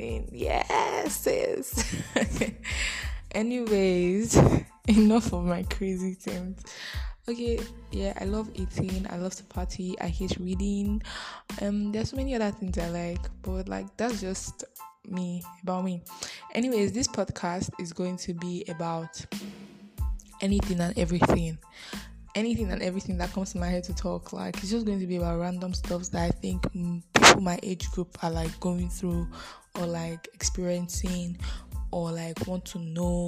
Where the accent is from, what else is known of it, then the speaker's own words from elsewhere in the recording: Edo, Nigeria; I am a Bini girl. I'm from Edo State